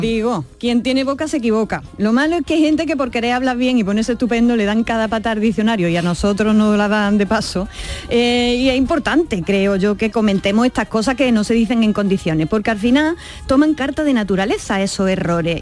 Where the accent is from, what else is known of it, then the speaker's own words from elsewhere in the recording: Alcaudete, Andalusia, Spain; en Alcaudete, Jaén, que es mi pueblo